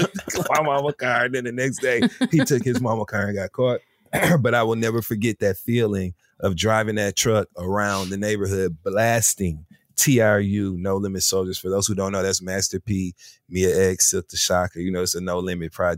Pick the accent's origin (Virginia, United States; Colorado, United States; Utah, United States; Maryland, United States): Maryland, United States; Baltimore; I'm from Baltimore